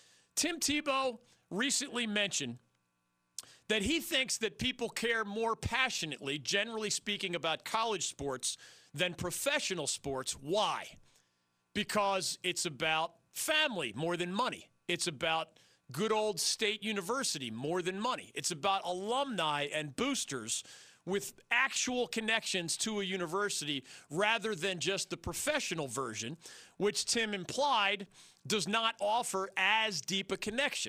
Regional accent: Philadelphia, Pennsylvania, United States; moved away; also born or lived in Miami, Florida / Tampa, Florida; my hometown of Philadelphia

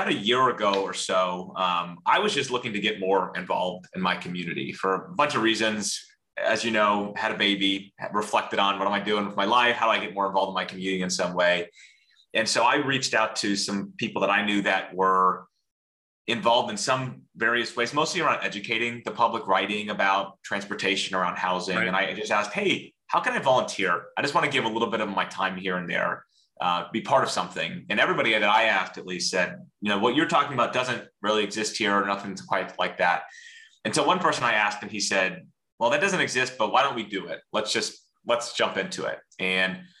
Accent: Central Florida, United States; I grew up in Central Florida and have spent most of my life here.

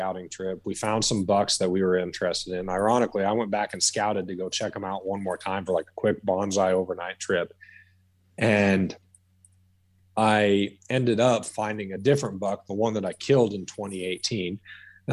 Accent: Southwest Wyoming, United States; I grew up in Southwest Wyoming

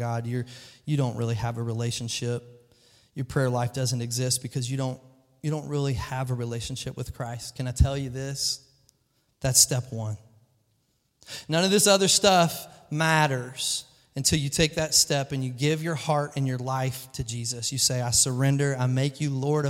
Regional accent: Kentucky, United States; I'm a goober from Kentucky

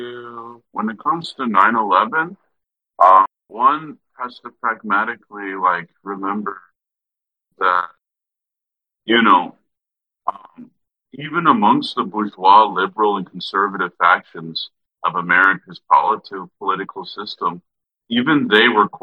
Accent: United States; as an American Marxist-Leninist

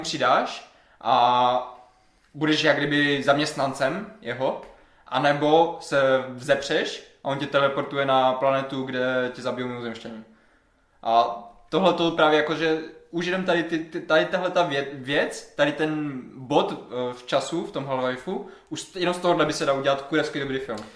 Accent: Havířov, Moravian-Silesian Region, Czechia; já třeba pocházím z Havířova, mm-hmm. nebo jako z vesnice u Havířova

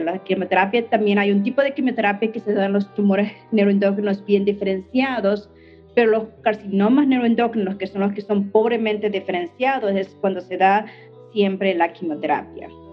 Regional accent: Mexico; now in United States; siendo yo mexicana

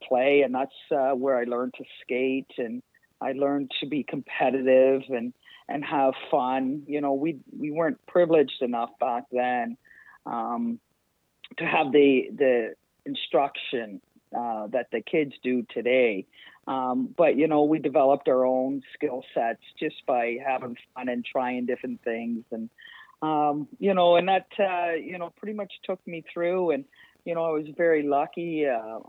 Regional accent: Toronto, Ontario, Canada; growing up in Toronto and having winters like we had this last week all the time

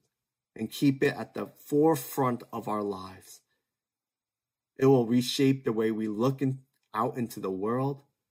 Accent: United States; as a second generation Korean American, born and raised in the States, barely able to speak Korean

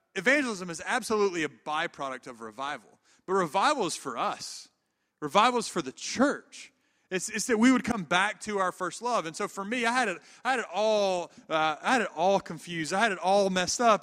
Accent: the Bible Belt of the South, United States; also born or lived in Atlanta, Georgia / Memphis, Tennessee; now in Auburn, United States; I grew up in the Bible Belt of the South

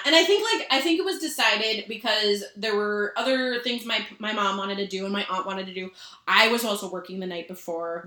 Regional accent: Minnesota, United States; I'm so not Minnesotan

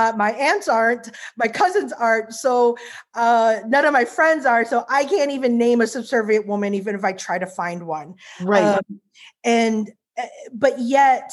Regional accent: Midwest, United States; also born or lived in Korea; now in Irvine, United States; I grew up in the Midwest

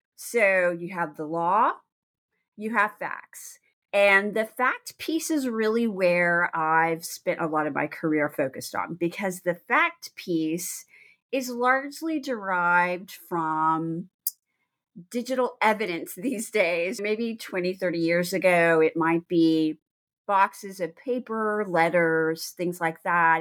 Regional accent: Texas, United States; moved away as an adult; also born or lived in New Orleans, Louisiana / Washington, D.C. area; I'm from Texas, I'm a native Texan from a very small town.

